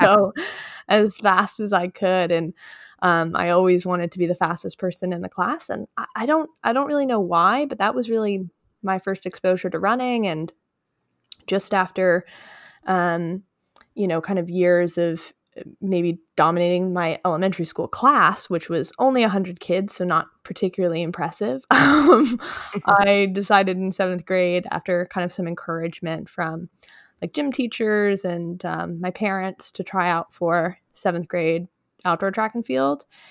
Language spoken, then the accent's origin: English; Westchester County, New York, United States; I grew up in Westchester County, which is just north of New York City.